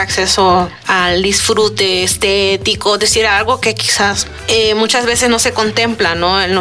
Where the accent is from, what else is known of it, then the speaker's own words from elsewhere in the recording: El Salvador; now in Guanajuato, Mexico; tengo 29 años y soy del Salvador. estudio en la Universidad de Guanajuato.